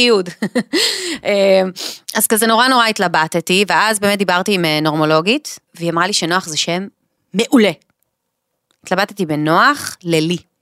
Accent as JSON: {"language": "Hebrew", "town": "Caesarea", "region": "Haifa District", "country": "Israel", "said": "אנחנו מהוותיקים של קיסריה, כאילו מהמקימים"}